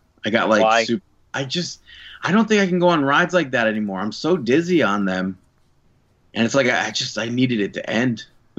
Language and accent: English; New York, United States; as a New Yorker